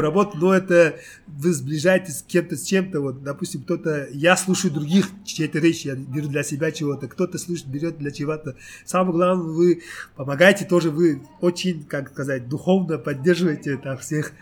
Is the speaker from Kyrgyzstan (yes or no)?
no; Uzbekistan; moved away as an adult; now in South Korea; Я родился в Узбекистане.